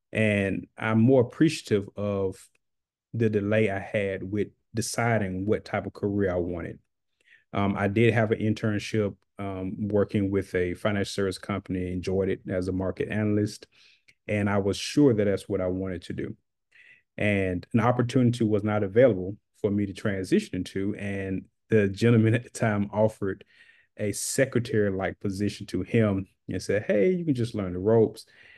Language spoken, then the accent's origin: English; Macon, Georgia, United States; I'm from Macon, Georgia. I currently reside in Macon, Georgia